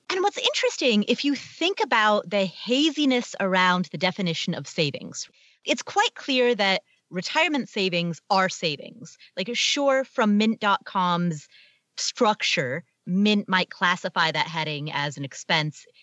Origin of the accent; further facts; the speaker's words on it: Cincinnati, Ohio, United States; Jerry Springer was the mayor of my hometown